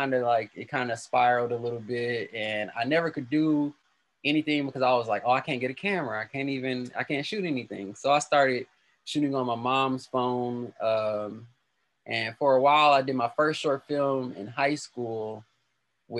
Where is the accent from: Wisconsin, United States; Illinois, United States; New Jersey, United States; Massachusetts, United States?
Wisconsin, United States; Milwaukee; Milwaukee born and raised. I've only been here